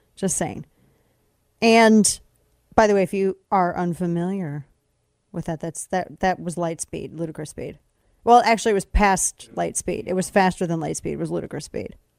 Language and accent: English; United States; I'm an American